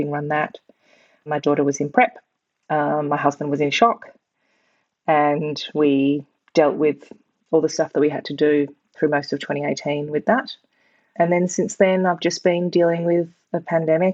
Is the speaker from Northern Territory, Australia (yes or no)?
no; Melbourne, Victoria, Australia; moved away as an adult; also born or lived in London, United Kingdom; I'm a Melbourne girl, born and bred.